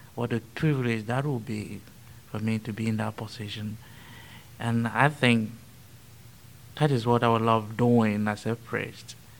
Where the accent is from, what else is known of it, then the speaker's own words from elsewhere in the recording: Benue, Nigeria; moved away as an adult; I was born in a little town called Kasnaala in Benue State, in central Nigeria